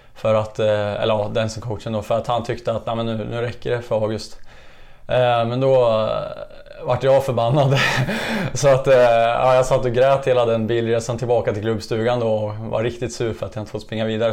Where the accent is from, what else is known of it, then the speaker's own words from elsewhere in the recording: Kimstad, Östergötland, Sweden; also born or lived in Eksjö; Här är jag född och uppvuxen, så att eh, Kimsta är stället